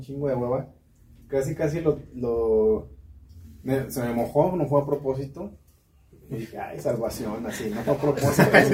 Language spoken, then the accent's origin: Spanish; Guadalajara, Jalisco, Mexico; now in Guanajuato, Mexico; yo soy de Guadalajara